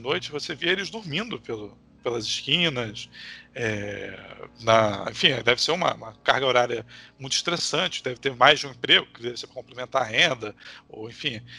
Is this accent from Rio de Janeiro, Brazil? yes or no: yes; Nilópolis, Rio de Janeiro, Brazil; also born or lived in Niterói; eu sou da Baixada Fluminense e vim para Nilópolis agora, que é meu lugar de berço